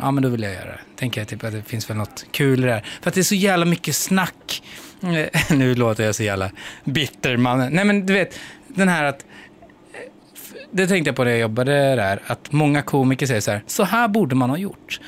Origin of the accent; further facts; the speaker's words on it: Skara, Västra Götaland, Sweden; now in Stockholm, Sweden; jag flyttade ifrån Skara